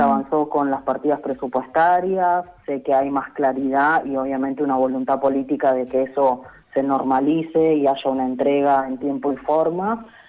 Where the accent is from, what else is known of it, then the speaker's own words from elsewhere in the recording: Santa Cruz, Argentina; now in Buenos Aires, Argentina; yo soy de Santa Cruz, en mi pueblo pasan días enteros que no tenés internet